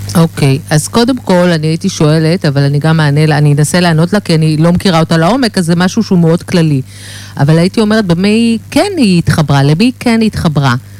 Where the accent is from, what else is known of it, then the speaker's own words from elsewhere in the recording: Herzliya, Tel Aviv District, Israel; אני, אני מהרצליה